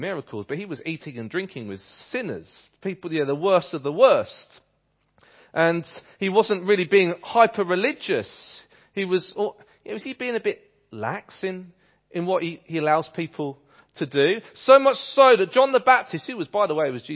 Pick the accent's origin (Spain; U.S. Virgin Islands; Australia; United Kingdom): United Kingdom; England; accent: English; my English accent